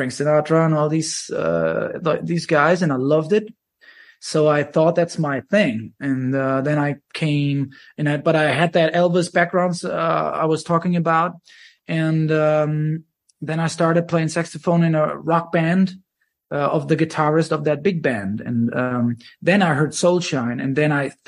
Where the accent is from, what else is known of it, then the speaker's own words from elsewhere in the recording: Germany; I was 17